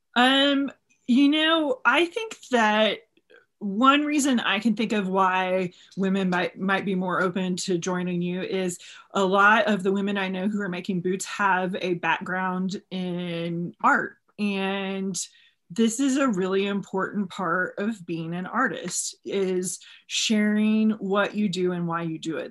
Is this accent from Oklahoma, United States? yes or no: no; Texas, United States; I'm from Texas